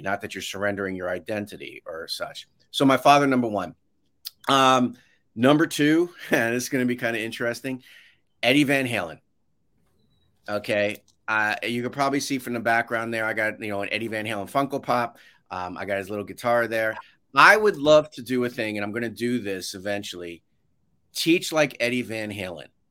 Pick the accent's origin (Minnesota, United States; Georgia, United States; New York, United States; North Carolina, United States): New York, United States; I grew up in New York